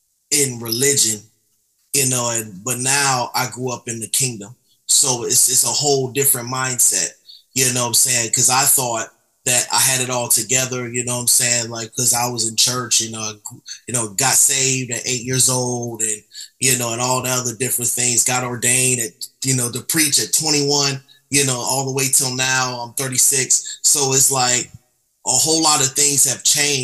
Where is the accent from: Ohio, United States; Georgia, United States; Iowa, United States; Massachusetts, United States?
Georgia, United States; Atlanta; also born or lived in Albany, New York; I came down here at a young age